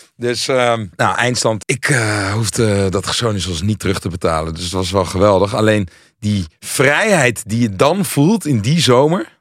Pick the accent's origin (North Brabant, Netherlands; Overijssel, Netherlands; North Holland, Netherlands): North Holland, Netherlands; Hilversum; Ik kom zelf uit Hilversum